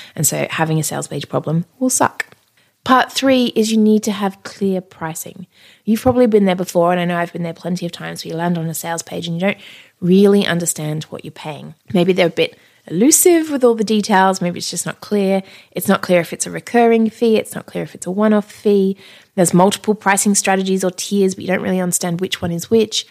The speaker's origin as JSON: {"language": "English", "country": "Australia", "said": "I'm Australian"}